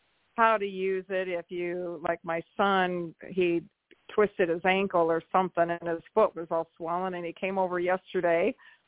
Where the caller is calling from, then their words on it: Iowa, United States; from Iowa.